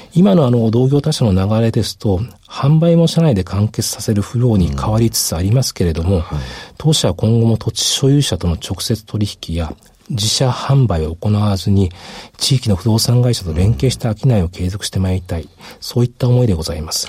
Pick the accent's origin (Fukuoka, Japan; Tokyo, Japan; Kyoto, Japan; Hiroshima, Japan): Hiroshima, Japan; moved away; 私、あの、広島県出身なんですけども